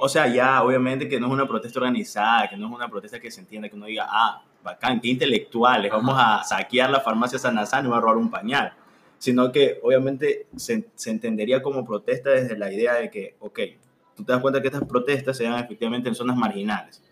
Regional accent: Esmeraldas, Ecuador; En mi pueblito, Esmeralitas.

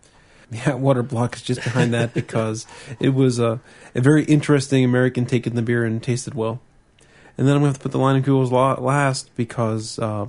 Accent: Australia; especially as I'm an Australian, and compared to the swill I drink called Victoria Bitter back home, Rhines isn't that bad.

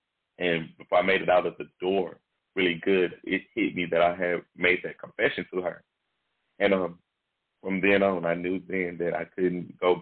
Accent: Shreveport, Louisiana, United States; I am from Shreveport, Louisiana. I'm born and raised

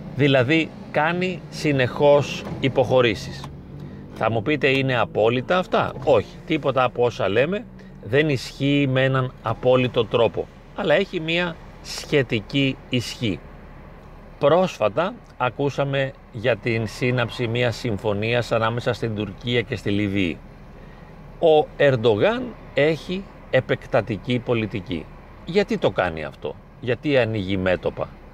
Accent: Greece; εμείς τώρα ως Έλληνες

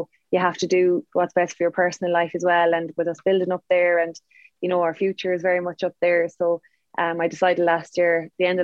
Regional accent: Ferrymount, near Frenchpark, Connacht, Ireland; I'm from Ferrymount, which is a little village near French Park

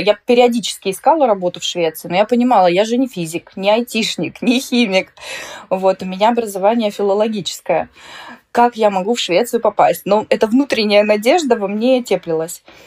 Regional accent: Moldova; moved away as an adult; also born or lived in Russia (born) / Vladimir Oblast, Russia (summers); now in Västra Götaland, Sweden; Я приехала из Молдовы.

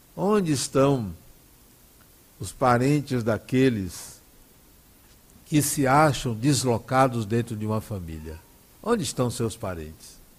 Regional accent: Brazil; eu nasci no Brasil

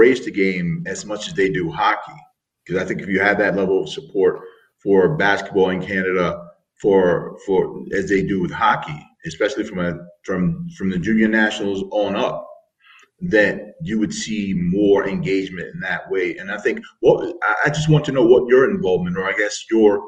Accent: United States; I'm an American

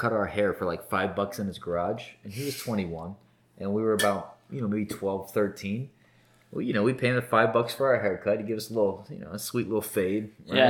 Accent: South Florida, United States; I grew up in South Florida

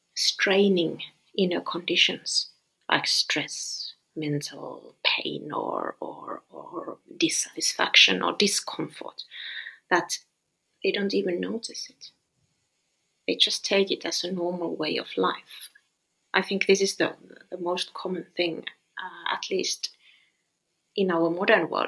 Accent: Finland; I'm from Finland

